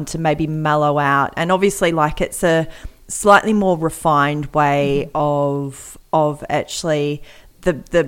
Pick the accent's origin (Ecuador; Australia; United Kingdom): Australia; we're Australian